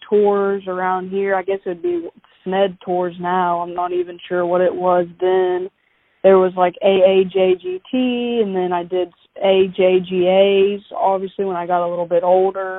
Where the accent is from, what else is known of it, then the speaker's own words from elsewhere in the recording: Knoxville, Tennessee, United States; I grew up in Knoxville, actually. Grew up here and played middle school golf at West Valley